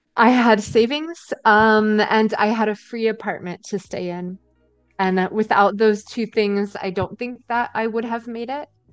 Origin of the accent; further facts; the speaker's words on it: Indiana/Ohio area, Midwest, United States; moved away as an adult; also born or lived in Istanbul, Turkey; now in Berlin, Germany; I'm from Indiana, Ohio uh, area in the U.S.